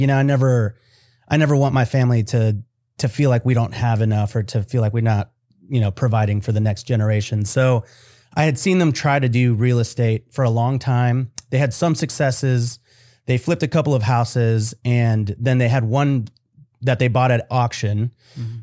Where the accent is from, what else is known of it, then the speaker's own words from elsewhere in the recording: United States; I was born here in America.